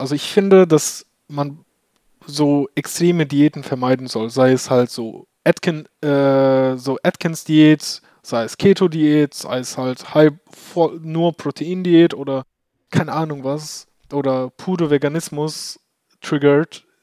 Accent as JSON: {"language": "German", "country": "Turkey", "tie": "born or raised there", "moved": "yes", "lives_now": "Germany", "said": "ich bin ja in der Türkei geboren"}